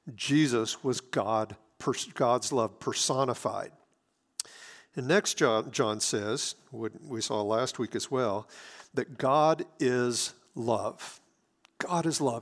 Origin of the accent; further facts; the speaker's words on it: Hattiesburg, Mississippi, United States; now in Wichita, United States; my hometown of Hattiesburg, Mississippi